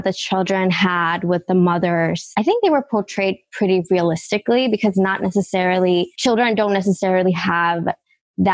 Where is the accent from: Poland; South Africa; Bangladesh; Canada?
Bangladesh; now in Queens, United States; because I'm from Bangladesh, which is a much more liberal country, I would say it's more, much more secular, because we grow up with all different kinds of cultures.